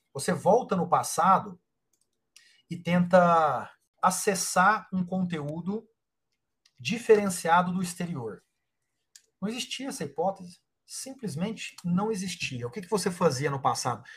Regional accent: Uberaba, Minas Gerais, Brazil; moved away; eu sou de Uberaba, Minas Gerais, uma cidade de uh, ah, 300 mil habitantes

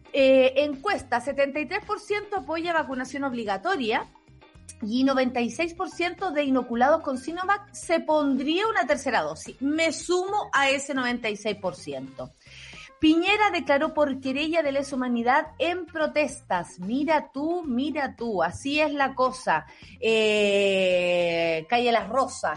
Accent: Santiago, Santiago Metropolitan Region, Chile; yo soy súper santiaguina

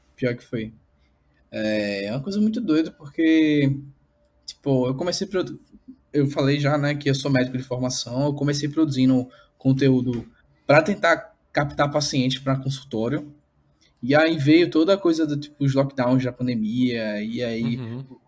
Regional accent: Recife, Pernambuco, Brazil; sou daqui de Recife

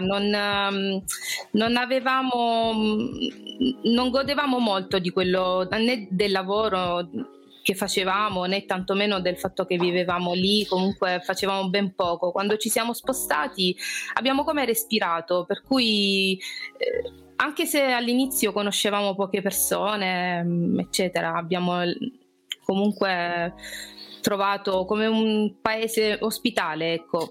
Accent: Brindisi, Apulia, Italy; accent: Apulian; moved away as an adult; also born or lived in London / Modena / Loreto / Gibraltar; now in Spain; io vengo da Brindisi, quindi come alcuni ospiti che avete avuto sono pugliese, si sente anche dal mio accento

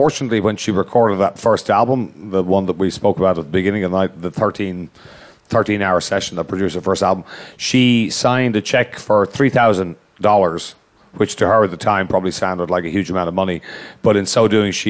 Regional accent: Ireland; as an Irish person

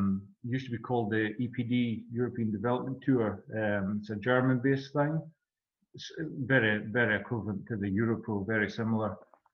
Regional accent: Peterhead, Scotland, United Kingdom; It was good growing up in Peterhead. Also, I mean, because it's a windy place

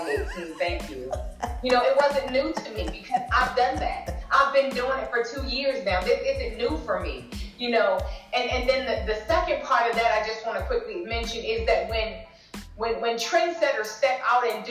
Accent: Delaware, United States; I'm from Delaware. It's very small, very rural

